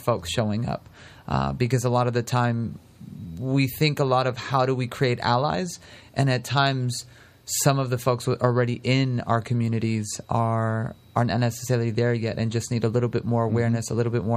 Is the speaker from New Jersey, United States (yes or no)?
no; San Francisco, California, United States; now in Sonoma County, United States; I'm originally from San Francisco